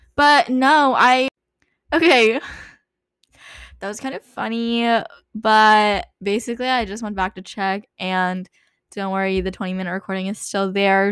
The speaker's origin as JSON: {"language": "English", "region": "California", "country": "United States", "tie": "born or raised there", "moved": "as an adult", "said": "growing up in California"}